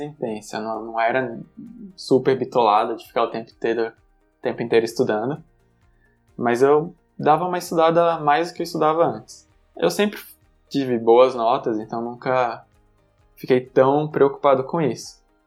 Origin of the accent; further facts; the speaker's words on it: Aracaju, Sergipe, Brazil; moved away as an adult; also born or lived in Campinas; now in São Paulo, Brazil; Morei em Aracaju até o final do ensino médio, ou seja, até os 18 anos